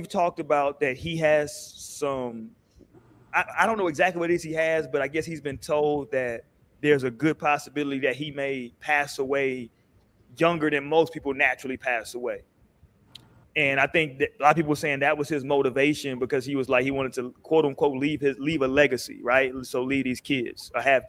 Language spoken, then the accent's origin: English; San Diego, California, United States; I was born in San Diego